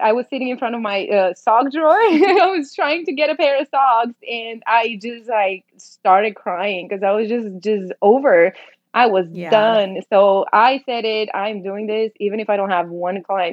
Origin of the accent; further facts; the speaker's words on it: Romania; moved away as an adult; now in Dallas, United States; I was born in Romania, in Eastern Europe. I moved here about 8 years ago.